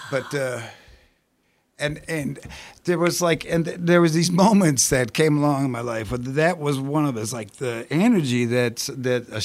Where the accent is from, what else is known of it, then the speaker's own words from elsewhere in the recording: Evanston, Illinois, United States; now in Richmond, United States; I was born, I grew up in Evanston, Illinois, which is uh, the, the, the most the immediately suburb of, of Chicago. So I, I tell I grew up in Chicago